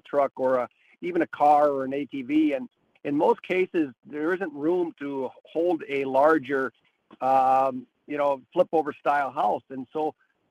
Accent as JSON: {"language": "English", "region": "Minnesota", "country": "United States", "tie": "born or raised there", "said": "I grew up in Minnesota, and really it's a culture there"}